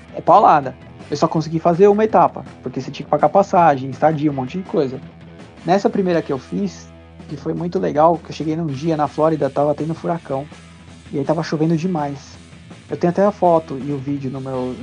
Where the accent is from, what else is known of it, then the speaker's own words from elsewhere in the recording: São Paulo, Brazil; eu nasci lá